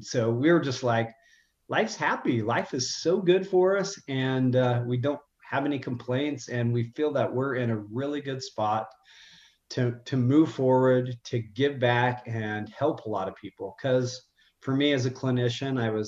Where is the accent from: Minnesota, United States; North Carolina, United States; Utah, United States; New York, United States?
Utah, United States; I'm from Utah, so I'm born and raised, and I don't live too far from my family